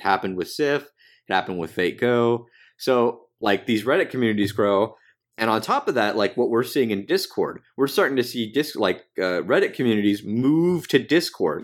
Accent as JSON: {"language": "English", "country": "United States", "said": "I'm American"}